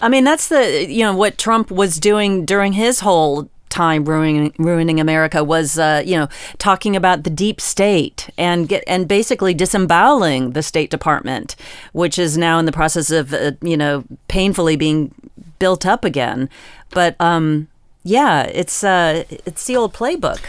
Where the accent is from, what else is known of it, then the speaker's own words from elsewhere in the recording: Virginia, United States; I am from Virginia